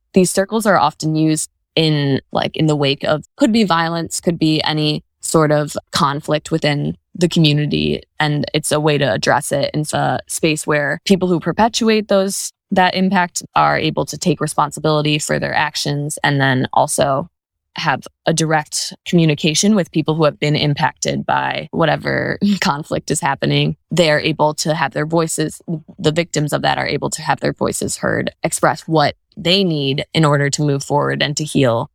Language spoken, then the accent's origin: English; Birmingham, Michigan, United States; also born or lived in New Orleans, Louisiana; I am from Birmingham, Michigan, and I still live there in the same house that I grew up in with my parents